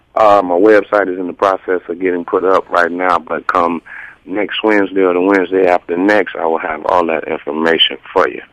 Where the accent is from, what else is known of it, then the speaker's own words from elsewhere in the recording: Chicago, Illinois, United States; I'm from from Chicago area, uh, not too far from where you grew up